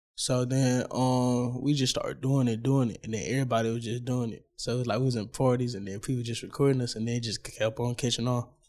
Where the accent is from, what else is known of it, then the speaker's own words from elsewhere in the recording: Dallas, Texas, United States; I'm from Oak Cliff